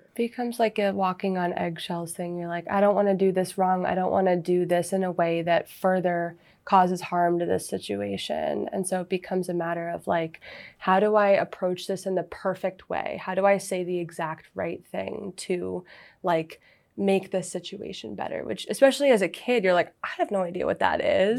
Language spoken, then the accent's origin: English; Massachusetts, United States; I am from Massachusetts